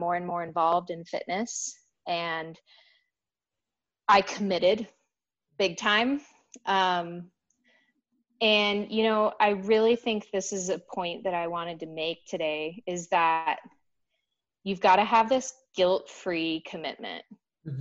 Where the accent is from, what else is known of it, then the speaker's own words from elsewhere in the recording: Denver, Colorado, United States; moved away as an adult; I moved away from Denver, you know, to go to college